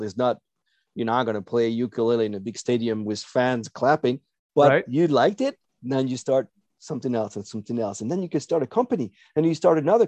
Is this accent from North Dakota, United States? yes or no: yes; North Dakota, United States; We're from North Dakota, right?